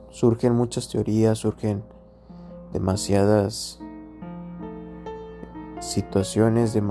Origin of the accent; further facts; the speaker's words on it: Mexico; y algo complicado ser uno como mexicano